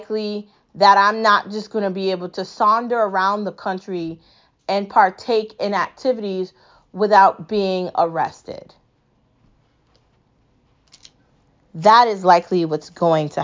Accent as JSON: {"language": "English", "country": "United States", "said": "I live here and I'm American"}